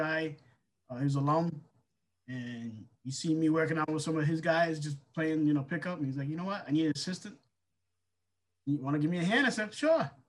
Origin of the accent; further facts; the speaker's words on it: New England, United States; I'm from the New England area